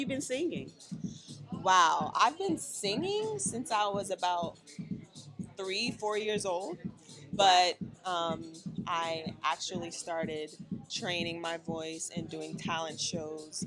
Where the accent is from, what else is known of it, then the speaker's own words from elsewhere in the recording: Lafayette, Louisiana, United States; now in Los Angeles, United States; I'm originally from Lafayette, Louisiana.